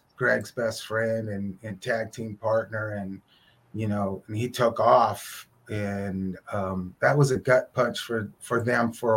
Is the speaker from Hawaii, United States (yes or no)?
no; Oakland, California, United States; my hometown